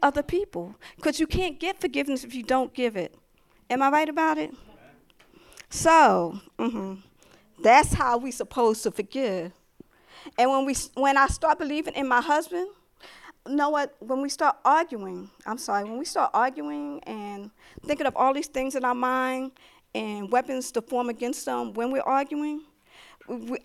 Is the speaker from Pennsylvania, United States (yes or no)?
yes; Philadelphia, Pennsylvania, United States; I'm from the city. I'm from Philadelphia